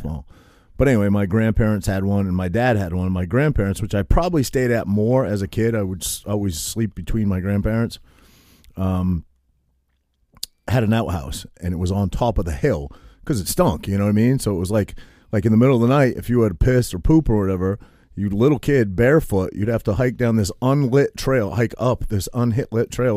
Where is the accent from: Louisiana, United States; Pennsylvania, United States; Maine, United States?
Maine, United States; I grew up in Maine